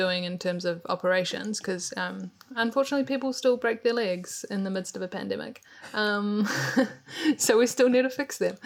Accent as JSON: {"language": "English", "town": "Christchurch", "region": "Canterbury", "country": "New Zealand", "moved": "as an adult", "lives_now": "Hamilton, New Zealand", "said": "I'm from Christchurch, New Zealand, but I've been living in Hamilton about 3 years"}